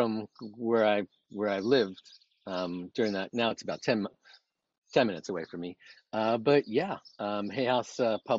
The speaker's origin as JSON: {"language": "English", "town": "New York City", "region": "New York", "country": "United States", "tie": "born or raised there", "moved": "as an adult", "lives_now": "Carlsbad, United States", "said": "New York City, which is where I grew up"}